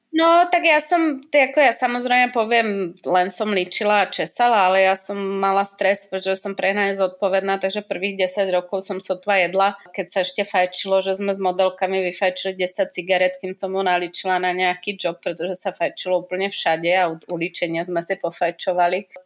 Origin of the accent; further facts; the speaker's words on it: Slovakia; now in Czech Republic; ja som taká strašne slovenská